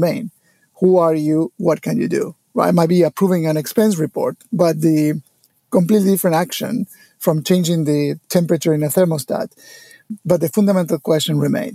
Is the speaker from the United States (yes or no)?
no; Argentina; I was born in Argentina many, many years ago